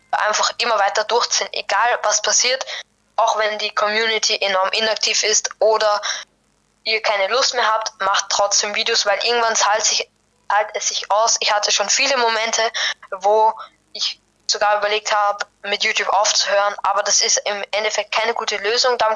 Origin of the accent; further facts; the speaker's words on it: Vienna, Austria; Ich komme aus Wien, aus Österreich. Eventuell merkt man das auch ein bisschen an meinem Akzent.